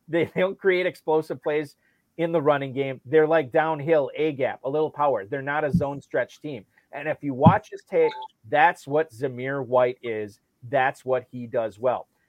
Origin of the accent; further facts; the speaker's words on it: Northeast Wisconsin, United States; growing up in Northeast Wisconsin